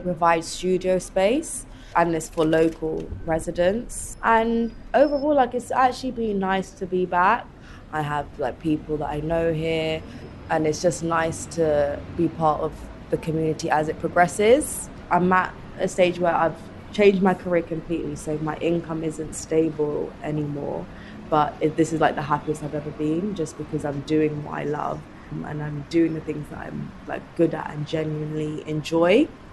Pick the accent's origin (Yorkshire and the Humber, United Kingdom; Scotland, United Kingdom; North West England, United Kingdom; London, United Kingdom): London, United Kingdom; also born or lived in Wood Green; I would say I grew up in Edmonton. I was actually born and raised for like eight years in Wood Green.